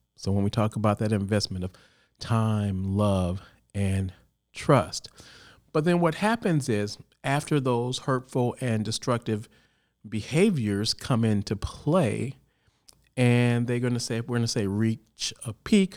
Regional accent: Chicago, Illinois, United States; now in California, United States; originally, I'm from Chicago

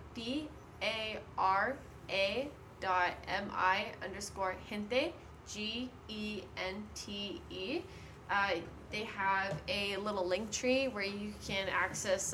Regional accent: San Antonio, Texas, United States; also born or lived in Austin, Texas / Houston, Texas; now in California, United States; I am from San Antonio

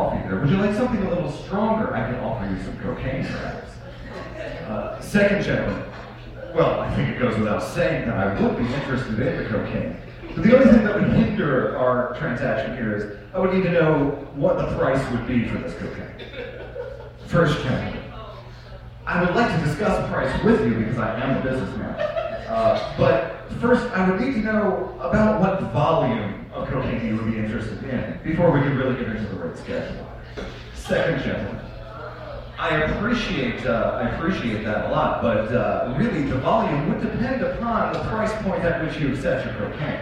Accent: Baltimore, Maryland, United States; growing up in Baltimore City

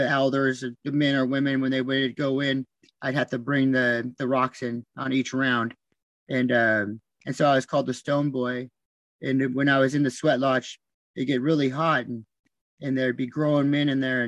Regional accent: The Dalles, Oregon, United States; also born or lived in Arizona; I grew up in the Dallas, Oregon, and every summer we'd go back to Arizona

